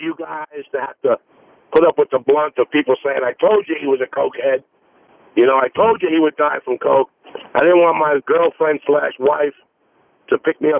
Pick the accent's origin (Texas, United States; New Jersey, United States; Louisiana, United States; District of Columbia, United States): New Jersey, United States; now in Los Angeles, United States; Listen, I'm from Jersey, you know?